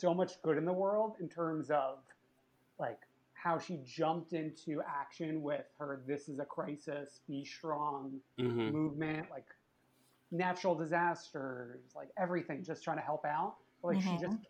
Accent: New York, United States; I'm originally from New York

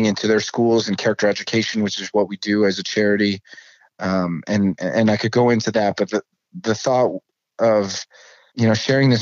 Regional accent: Ohio, United States; my home state. I was born, raised, educated. I work and live in Ohio

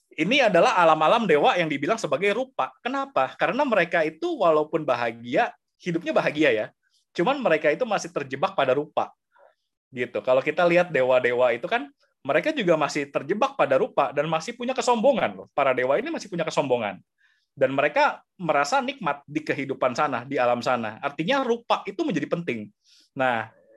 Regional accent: Indonesia; kita lahir di sini, kita umat Buddha. Lahir di Indonesia, di zaman sekarang

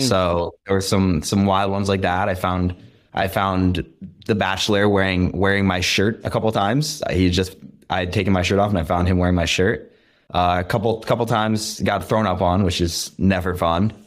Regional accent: the Berkshires, Western Massachusetts, United States; also born or lived in Boston; I'm from the Berkshires, which is, like, all you can do is just be outdoors

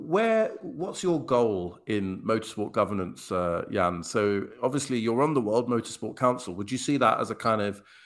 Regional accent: England, United Kingdom; I'm from England

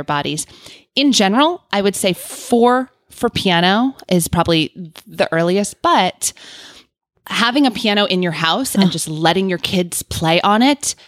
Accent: New Orleans, Louisiana, United States; I grew up in New Orleans

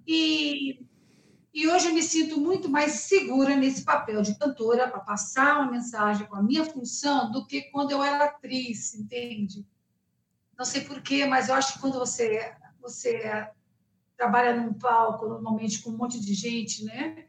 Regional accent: Rio de Janeiro, Brazil; also born or lived in United States; now in São Paulo, Brazil; Eu sou carioca, então eu cresci com essa base

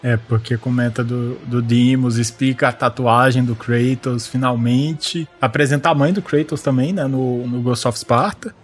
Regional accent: Brazil; eu sou brasileiro

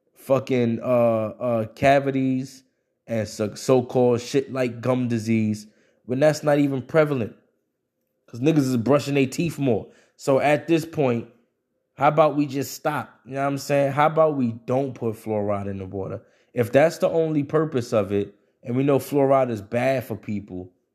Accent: United States; as an American and as a person who grows up in, in, in a, in a modern state of things

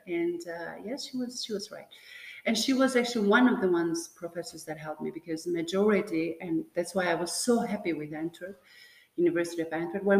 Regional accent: Tirana, Tirana County, Albania; English is a second language; moved away as an adult; now in Belgium; So my origin, I'm born in Tirana, Albania. But what I was saying, you know, when we were talking earlier on, is that I come actually from the Balkan, right? Because part of my family actually is in Macedonia. You know, I have roots

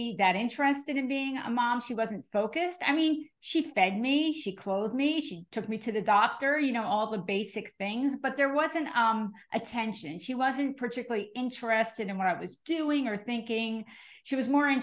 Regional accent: New Jersey, United States; I'm from New Jersey

